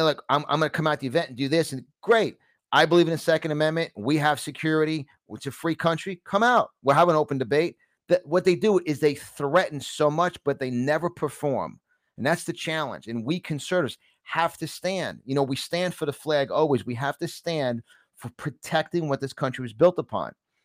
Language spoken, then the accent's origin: English; New York City, New York, United States; accent: New York; moved away; I'm from New York originally